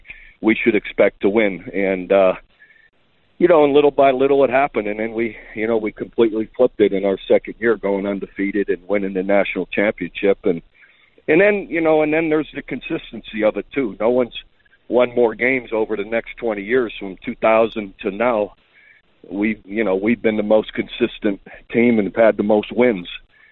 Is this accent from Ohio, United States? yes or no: yes; Youngstown, Ohio, United States; Yeah, it's a tough town, steel mill town, and heck, we did everything, man. We grew up in neighborhoods where you had a gang of guys